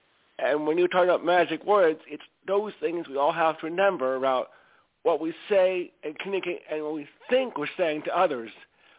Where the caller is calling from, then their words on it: Stamford, Connecticut, United States; …, I call from Stamford, Connecticut.